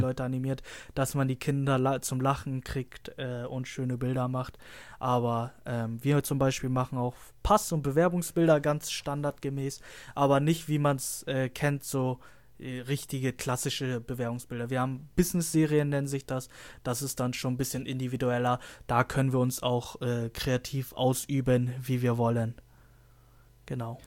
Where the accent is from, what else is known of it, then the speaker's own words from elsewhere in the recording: Lüneburg, Lower Saxony, Germany; ich komme aus Lüneburg, das heißt, ich fahre immer anderthalb Stunden zur Schule